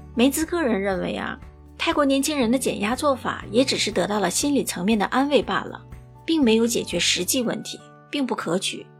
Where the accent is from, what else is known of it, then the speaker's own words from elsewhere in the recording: Singapore; 我是来自新加坡的…